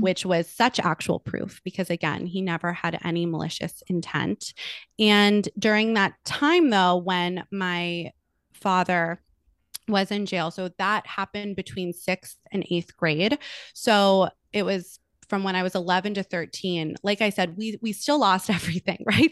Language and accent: English; Los Angeles, California, United States; I am born and raised in Los Angeles, California. I'm still here